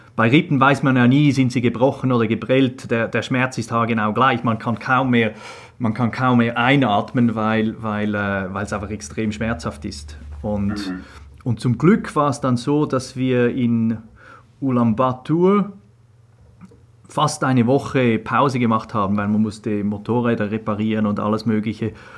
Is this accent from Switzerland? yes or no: yes; Switzerland; moved away as an adult; also born or lived in England; Ich bin in der Schweiz aufgewachsen